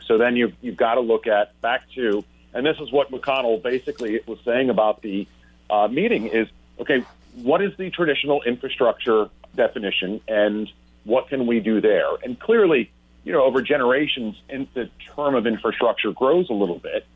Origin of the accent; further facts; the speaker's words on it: North Carolina, United States; I'm from North Carolina